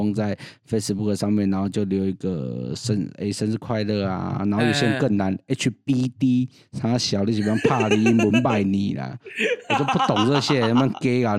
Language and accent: Chinese; Yingge, New Taipei, Taiwan; 我是桃园的隔壁英哥